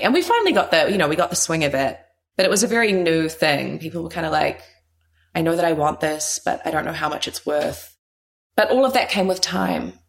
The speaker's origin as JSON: {"language": "English", "country": "New Zealand", "tie": "born or raised there", "also_born_or_lived": "New York", "moved": "as an adult", "said": "So born and raised in New Zealand, moved to New York when I was tender age of kind of 21"}